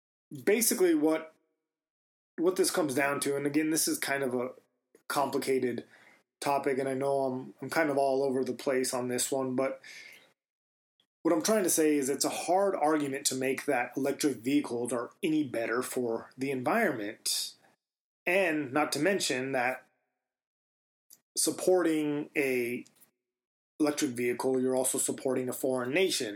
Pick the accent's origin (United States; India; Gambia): United States; Silver City, New Mexico; I grew up in Silver City, New Mexico